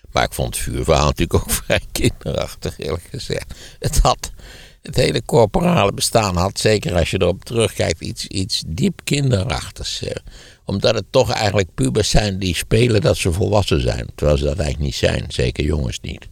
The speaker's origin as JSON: {"language": "Dutch", "town": "Wageningen", "region": "Gelderland", "country": "Netherlands", "tie": "born or raised there", "said": "in Wageningen, waar ik opgegroeid ben"}